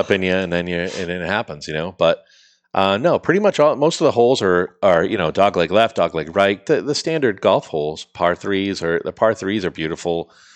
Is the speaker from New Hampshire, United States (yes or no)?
yes; Salem, New Hampshire, United States; we're from Salem, New Hampshire.